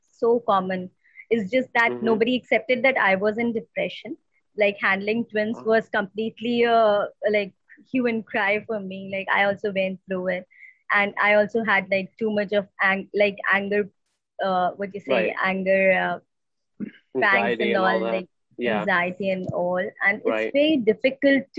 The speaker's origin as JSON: {"language": "English", "country": "India", "said": "we have a like close knit family structure in India"}